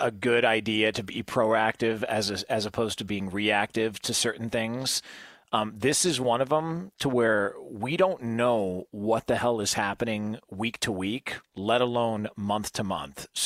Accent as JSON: {"language": "English", "town": "Dublin", "region": "Ohio", "country": "United States", "tie": "born or raised there", "said": "that's the part about growing up in Dublin, Ohio, is when you grow up in Dublin, right. Ohio, you, you get dealt friends like that."}